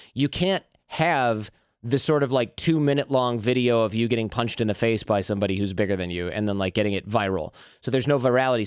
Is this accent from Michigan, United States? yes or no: yes; Michigan, United States; I grew up in Michigan